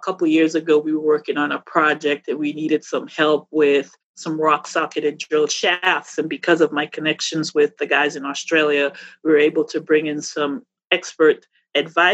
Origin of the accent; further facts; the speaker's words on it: Dominica; moved away as an adult; now in United States; I was born in Dominica in the Caribbean.